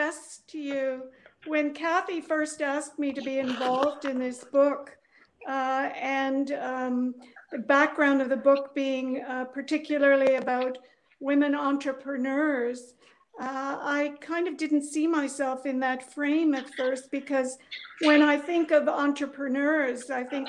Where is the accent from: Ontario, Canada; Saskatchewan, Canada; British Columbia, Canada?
Ontario, Canada; Port Colborne; also born or lived in Germany; I grew up in Southern Ontario, a small port city, Port Colborne.